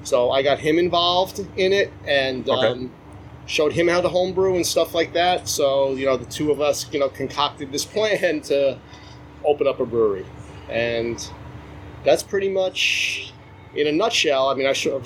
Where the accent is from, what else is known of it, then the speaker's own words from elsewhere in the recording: Nassau County, Long Island, New York, United States; also born or lived in Brooklyn, New York; I basically grew up on Long Island. I mean, I think I was born in Brooklyn, but we moved out here pretty quick. So I was basically brought up out here in Nassau County